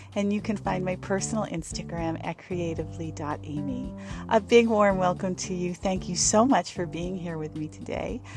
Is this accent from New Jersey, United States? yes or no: yes; New Jersey, United States; moved away; I grew up in New Jersey, very, uh, close to New York City, fairly close to New York City